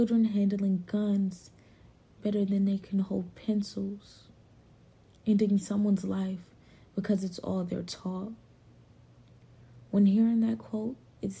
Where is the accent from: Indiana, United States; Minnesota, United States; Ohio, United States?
Ohio, United States; Cleveland; now in Durham, United States; I am from Cleveland, Ohio, and from my experience from moving to Durham, North Carolina